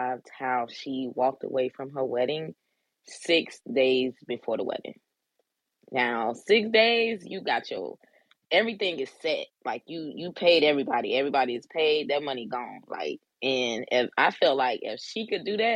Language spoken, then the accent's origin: English; Orlando, Florida, United States; moved away as an adult; now in Maryland, United States; I'm from Orlando, Florida. In 2012, I left my hometown, my comfortable place, and relocated to Maryland